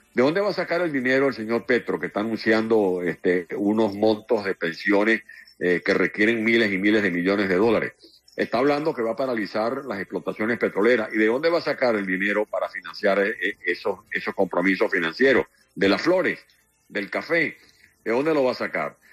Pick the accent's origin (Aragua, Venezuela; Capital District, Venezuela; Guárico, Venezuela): Guárico, Venezuela; San Juan de los Morros; moved away; also born or lived in Caracas; mi pueblo natal, en San Juan de los Morros